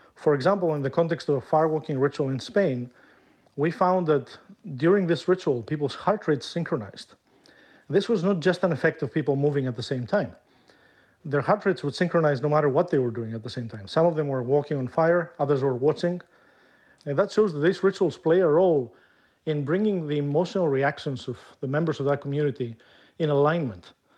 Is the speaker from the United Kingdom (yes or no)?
no; Greece; moved away as an adult; my home country, which is Greece